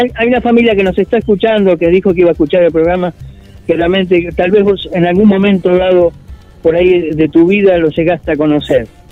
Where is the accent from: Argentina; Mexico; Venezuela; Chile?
Argentina; Mar del Plata, Buenos Aires Province; nos da internamente como argentinos y este, Mar Platense